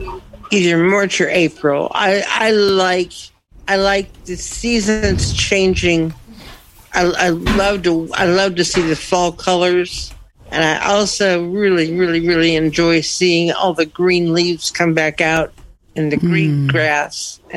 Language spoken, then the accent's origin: English; Kansas City, Missouri, United States; from Kansas City, Missouri.